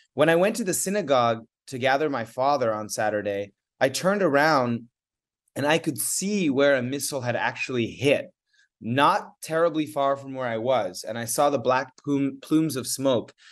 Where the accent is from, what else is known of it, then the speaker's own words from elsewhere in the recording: United States; I am American fully. I'm an American citizen